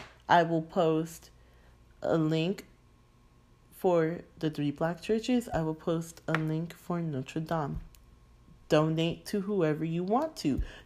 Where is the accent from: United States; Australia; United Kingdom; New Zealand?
United Kingdom; I'm like schoolmate, like I'm freaking British, a classmate